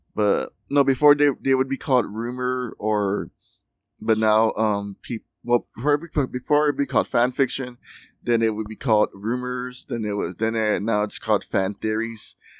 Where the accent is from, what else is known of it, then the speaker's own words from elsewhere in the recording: United States; we're American